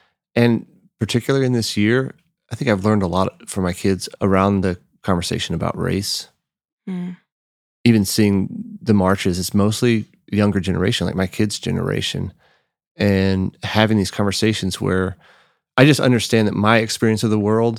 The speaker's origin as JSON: {"language": "English", "town": "Austin", "region": "Texas", "country": "United States", "said": "Because yeah, I'm from Austin. So like breakfast tacos is every gas station, you have homemade tortillas and breakfast tacos"}